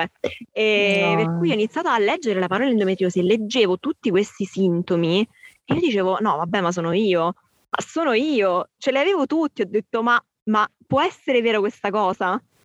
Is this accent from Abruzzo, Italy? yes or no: yes; Abruzzo, Italy; io sono abruzzese